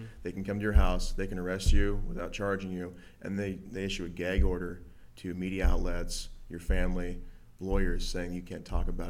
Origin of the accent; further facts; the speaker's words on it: United States; I'm fucking American.